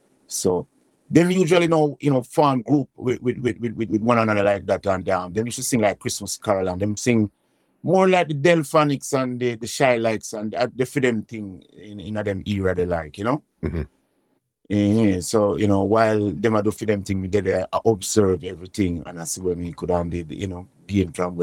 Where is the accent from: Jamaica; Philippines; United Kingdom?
Jamaica; Kingston, Saint Andrew; I was born in Waterhouse.